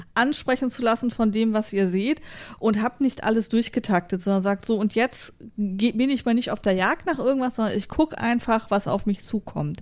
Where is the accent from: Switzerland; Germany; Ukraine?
Germany; wir sind halt als Deutsche